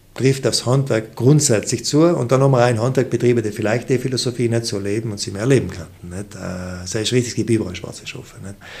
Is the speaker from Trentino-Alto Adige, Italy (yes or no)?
yes; South Tyrol, Trentino-Alto Adige, Italy; wir sind Südtiroler